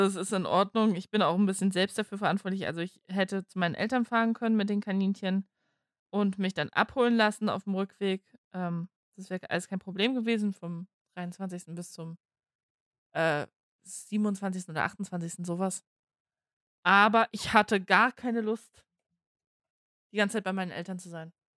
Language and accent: German; Germany; für uns in Deutschland